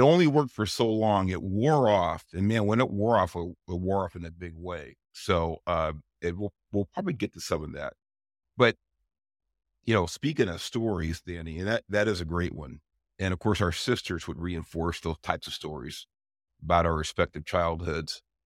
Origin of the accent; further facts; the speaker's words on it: Los Angeles, California, United States; we grew up in Southeast L A. A lot of people know it as Watts